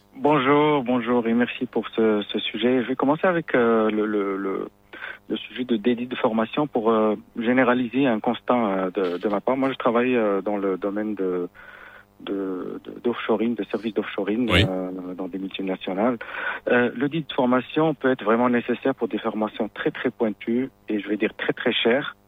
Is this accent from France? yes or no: no; Morocco; chez nous au Maroc